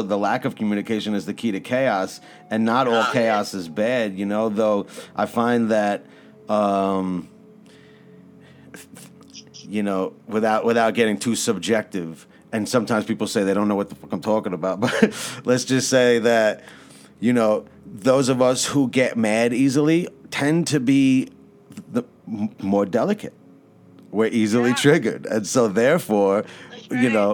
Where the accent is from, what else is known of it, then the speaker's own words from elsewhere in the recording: New York City, New York, United States; moved away; also born or lived in New Jersey; I grew up on the East Coast and you know, from Brooklyn, and I lived in Jersey